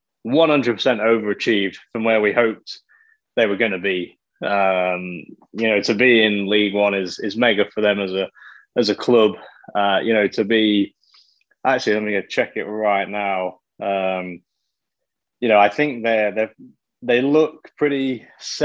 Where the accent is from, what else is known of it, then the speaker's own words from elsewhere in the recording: Lincoln, East Midlands, United Kingdom; moved away; Lincoln, my hometown, is a, you know, pretty small city, you know, with inside the UK